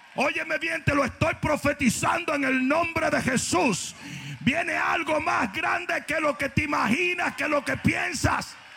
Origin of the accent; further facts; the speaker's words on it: Dominican Republic; moved away; como dicen los del sur en mi país